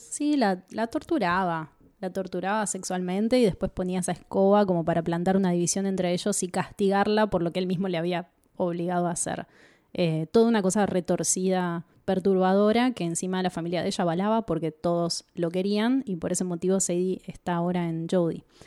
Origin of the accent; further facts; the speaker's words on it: Argentina; nosotros somos argentinos